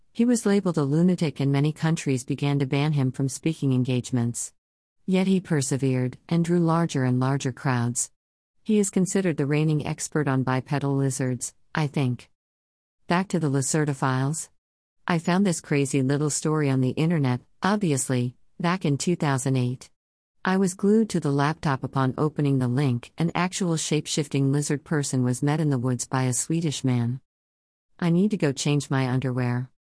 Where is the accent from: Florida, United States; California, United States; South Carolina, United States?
South Carolina, United States; I'm from South Carolina. The heart of it, actually, the hottest place on earth, allegedly, and growing up there